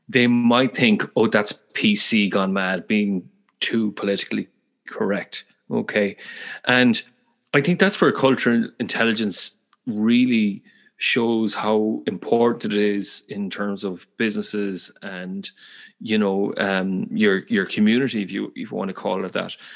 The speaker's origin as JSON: {"language": "English", "town": "Galway", "region": "Connacht", "country": "Ireland", "accent": "Galway", "said": "they love my Irish accent, or more specifically, my my Galway accent. I'm from the west of Ireland"}